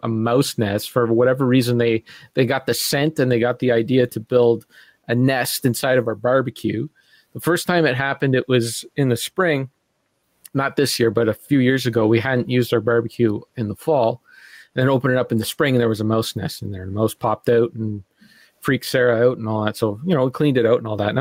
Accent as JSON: {"language": "English", "country": "Canada", "said": "I'm a Canadian"}